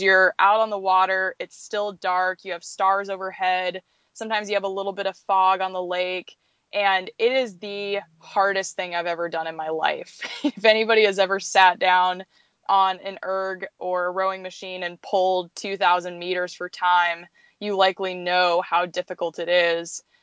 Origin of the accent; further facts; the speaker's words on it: Anchorage, Alaska, United States; near Anchorage. So this place where we live now